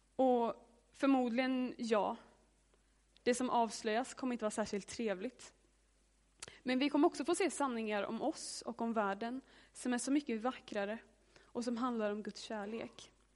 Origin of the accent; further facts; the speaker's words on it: Hammarö, Värmland, Sweden; Jag är från eh, en ö utanför Karlstad som heter Hammarö. Och där är jag uppvuxen i ett hus.